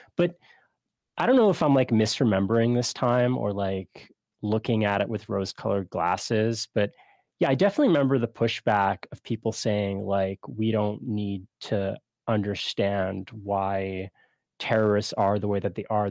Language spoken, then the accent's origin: English; Canada; as a Canadian